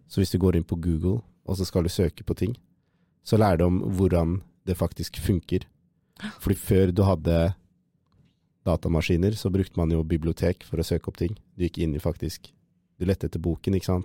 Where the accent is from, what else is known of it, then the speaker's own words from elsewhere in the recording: Oslo, Norway; moved away as an adult; now in Trondheim, Norway; fra Oslo